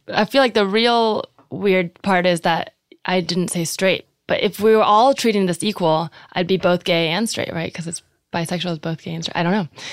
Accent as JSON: {"language": "English", "area": "Bay Area", "region": "California", "country": "United States", "tie": "born or raised there", "said": "I grew up in the Bay Area"}